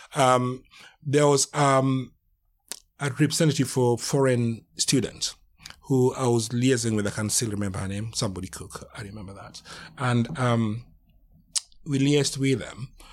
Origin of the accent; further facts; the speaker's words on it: Kenya; moved away as an adult; now in United Kingdom; I'm from Kenya, been in this country for nearly